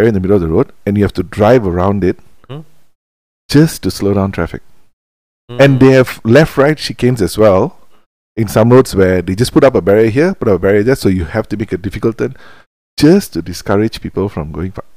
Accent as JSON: {"language": "English", "country": "India", "moved": "yes", "lives_now": "Malaysia", "said": "I am Indian. I am from India"}